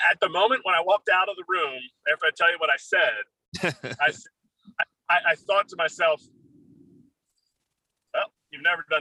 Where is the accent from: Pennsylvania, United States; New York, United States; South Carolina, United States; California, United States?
Pennsylvania, United States; Philadelphia; As a backup catcher, you know I'm from Philadelphia.